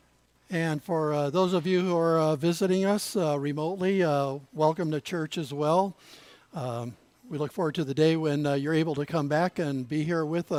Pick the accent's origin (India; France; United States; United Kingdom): United States; Pomona, California; moved away; also born or lived in San Fernando Valley / Oregon coast / Canada; My wife and I grew up in Pomona, attended Pomona First Baptist Church